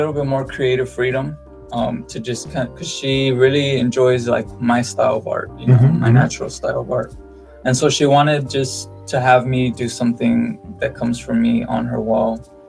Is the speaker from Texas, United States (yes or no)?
yes; Edinburg, Texas, United States; also born or lived in Mexico; Well, I live in Edinburgh, Texas, mm-hmm. but I was born in Mexico.